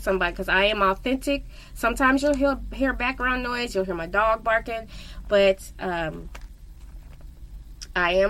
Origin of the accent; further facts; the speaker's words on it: Missouri, United States; I am from Missouri. I was born and raised